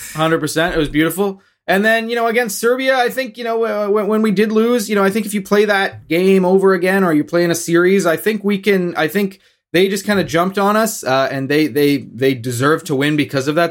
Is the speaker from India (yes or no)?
no; Canada; as Canadian fans